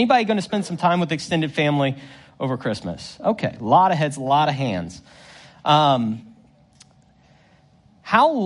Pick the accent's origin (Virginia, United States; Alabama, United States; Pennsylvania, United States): Virginia, United States; Northern; I grew up in Northern Virginia